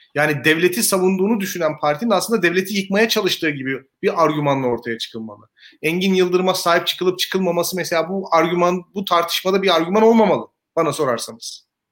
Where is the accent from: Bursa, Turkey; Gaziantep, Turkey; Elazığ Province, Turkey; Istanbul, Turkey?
Elazığ Province, Turkey; Elazığ